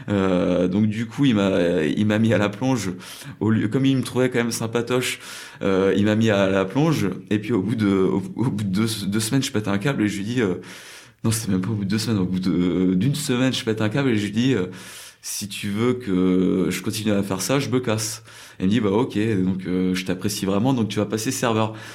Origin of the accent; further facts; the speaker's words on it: France; moved away as an adult; also born or lived in New Zealand / China / South Korea; now in Seoul, South Korea; quand je rentre en France ou quand j'ai grandi en France